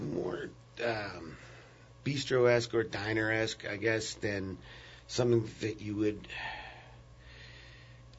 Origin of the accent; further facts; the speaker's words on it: New York City, New York, United States; moved away as an adult; also born or lived in Brooklyn; now in New Orleans, United States; I'm actually originally from Manhattan, but I lived in Brooklyn for 13 years.